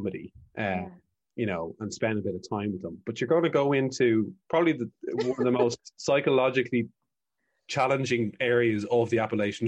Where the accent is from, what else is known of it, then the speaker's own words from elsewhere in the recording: Ireland; There's a thing with Irish people when we travel